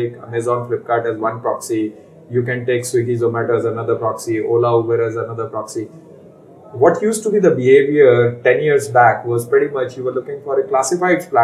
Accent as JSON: {"language": "English", "town": "Faridabad", "region": "Haryana", "country": "India", "tie": "born or raised there", "said": "I grew up in Faridabad, which is known as the manufacturing hub for the longest time in the country."}